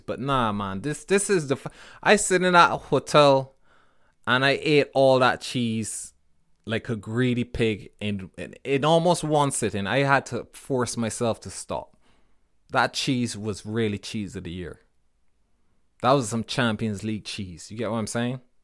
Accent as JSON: {"language": "English", "country": "Barbados", "tie": "born or raised there", "moved": "yes", "said": "When I was growing up in Barbados"}